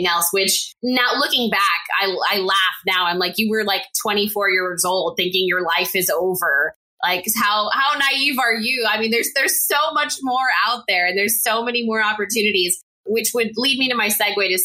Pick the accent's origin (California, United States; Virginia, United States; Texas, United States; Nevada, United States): Texas, United States; El Paso; at UTEP in my hometown of El Paso, Texas